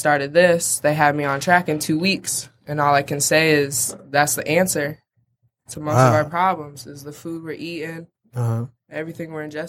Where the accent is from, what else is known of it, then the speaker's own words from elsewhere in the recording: Iowa, United States; moved away as an adult; also born or lived in Philadelphia; now in Detroit, United States; I'm originally from Iowa. I've been in Detroit for about 5 months now.